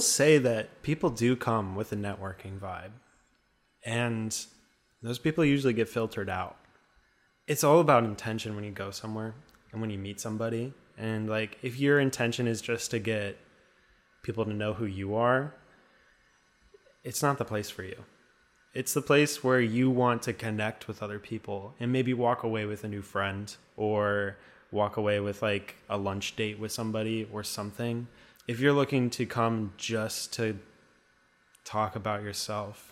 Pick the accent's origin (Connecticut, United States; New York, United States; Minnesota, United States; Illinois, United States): Minnesota, United States; accent: Minnesotan; also born or lived in Duluth, Minnesota; I have a Minnesotan accent a little bit